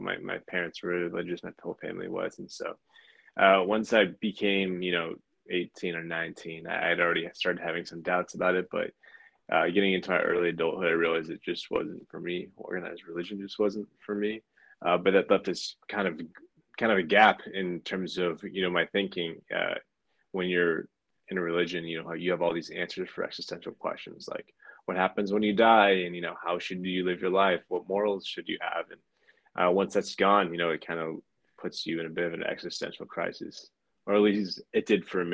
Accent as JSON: {"language": "English", "town": "Pacifica", "region": "California", "country": "United States", "tie": "born or raised there", "also_born_or_lived": "San Francisco", "said": "I was born in San Francisco, but I grew up in a sleepy beach town just a few miles south of it called Pacifica"}